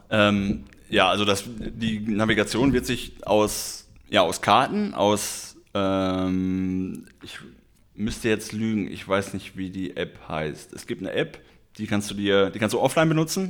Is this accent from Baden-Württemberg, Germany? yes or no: no; Schermbeck, North Rhine-Westphalia, Germany; meinen Heimatort Schermeck